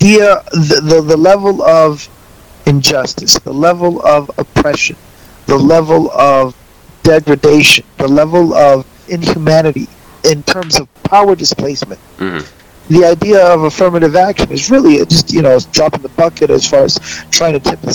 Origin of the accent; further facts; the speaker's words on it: the South, United States; we grew up in the South